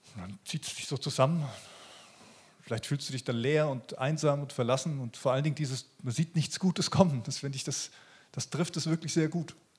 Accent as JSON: {"language": "German", "country": "Germany", "said": "bei uns in Deutschland"}